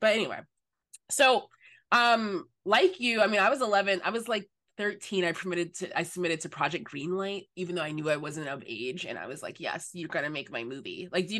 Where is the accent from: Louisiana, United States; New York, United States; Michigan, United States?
Michigan, United States; now in Los Angeles, United States; I'm from the Midwest. I'm from Michigan. I spent some time in Ohio this past month for a project